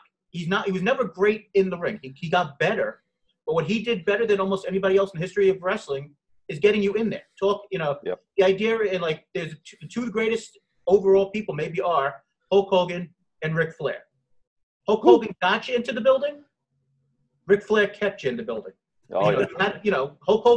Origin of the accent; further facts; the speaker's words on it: New York, United States; I'm from New York, I live in the Bronx